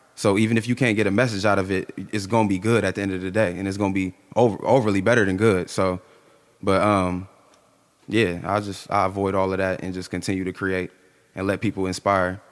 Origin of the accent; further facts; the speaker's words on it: Canton, Ohio, United States; also born or lived in Massillon, Ohio; growing up in Canton, it was, it was easy